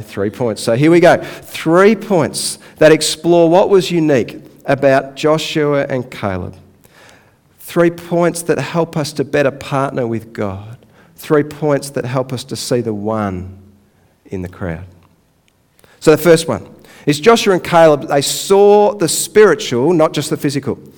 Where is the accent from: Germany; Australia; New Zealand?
Australia; Donvale, Victoria; I actually grew up not far from here. I grew up in Donvale.